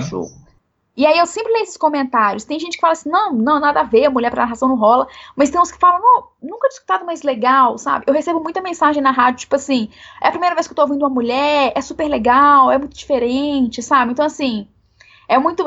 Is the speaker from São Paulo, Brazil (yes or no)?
no; Belo Horizonte, Minas Gerais, Brazil; Eu sou aqui de Belo Horizonte, né? Moro aqui em Belo Horizonte